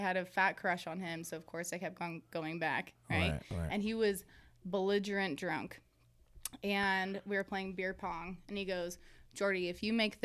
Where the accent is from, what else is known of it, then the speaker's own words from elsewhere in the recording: Grants Pass, Oregon, United States; moved away; also born or lived in Reno; In Grants Pass, my hometown. Grants Pass, Oregon